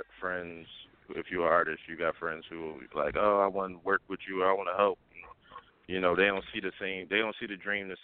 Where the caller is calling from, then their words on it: Philadelphia, Pennsylvania, United States; Calling from West Philly.